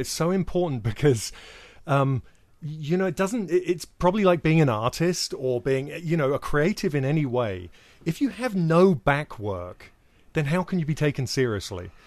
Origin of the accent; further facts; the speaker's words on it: United Kingdom; I'm British